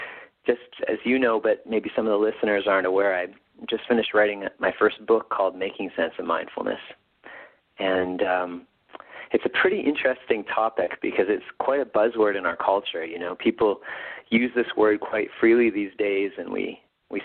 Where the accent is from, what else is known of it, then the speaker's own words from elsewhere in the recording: Winnipeg, Manitoba, Canada; here in my hometown of Winnipeg